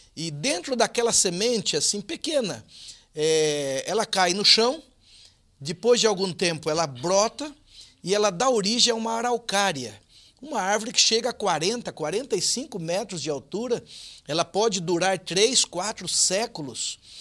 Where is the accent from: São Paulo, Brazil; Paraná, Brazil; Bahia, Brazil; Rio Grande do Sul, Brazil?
Paraná, Brazil; northern; Eu, eu nasci no norte do Paraná, uma região essencialmente agrícola